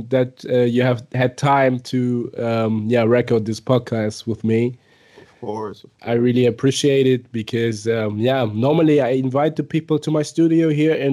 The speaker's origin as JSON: {"language": "English", "country": "Nigeria", "moved": "as an adult", "lives_now": "Germany", "said": "I'm from Nigeria."}